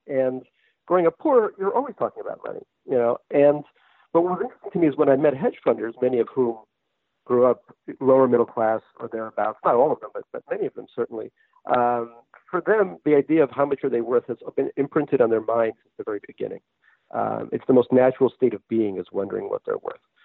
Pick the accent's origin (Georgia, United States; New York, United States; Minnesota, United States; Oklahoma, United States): New York, United States; also born or lived in Russia; I grew up in New York